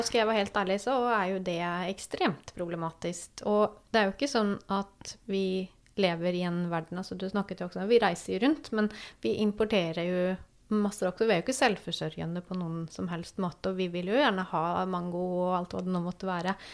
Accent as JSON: {"language": "Norwegian", "country": "Sweden", "moved": "yes", "lives_now": "Norway", "said": "jeg kommer jo da fra Sverige"}